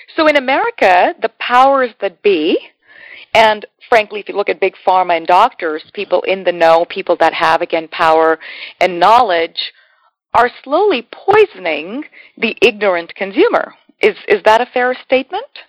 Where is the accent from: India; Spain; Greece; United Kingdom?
India; as an Indian